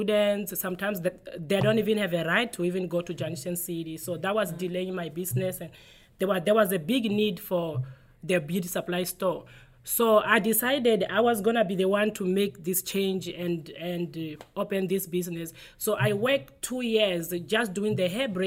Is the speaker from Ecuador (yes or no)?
no; South Africa; moved away as an adult; now in United States; I am originally from South Africa